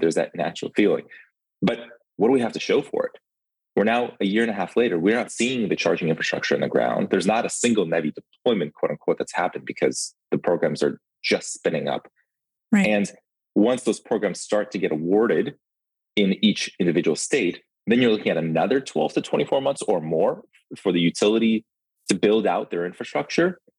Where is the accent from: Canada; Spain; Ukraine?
Ukraine; accent: thick accent; now in United States; I'm from the Ukraine. We moved to the country when in 91, 1991.